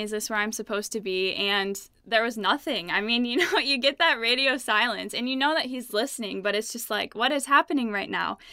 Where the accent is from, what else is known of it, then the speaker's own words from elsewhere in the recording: Ludington, Michigan, United States; I am from Ludington, Michigan, and it's a small town on Lake Michigan. And I'm not a fan of small towns. I loved growing up there